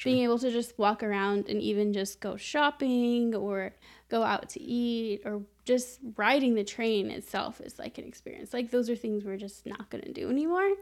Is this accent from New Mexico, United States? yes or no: yes; New Mexico, United States; moved away as an adult; now in Chicago, United States; we're moving back to my hometown where I was born and raised